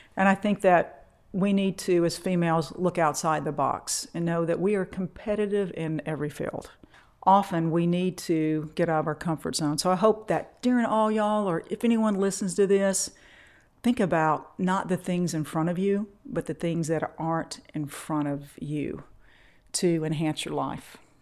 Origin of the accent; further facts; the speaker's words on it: Monroe, Louisiana, United States; We're growing up in Monroe, Louisiana. Women were taught that you were going to get married right out of high school